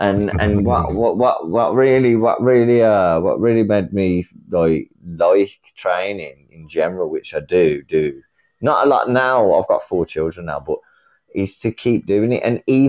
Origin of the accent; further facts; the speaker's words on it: England, United Kingdom; But I'm from England. Yeah, of course. I don't mean to hurt your feelings and that with the way I speak. I'm from England.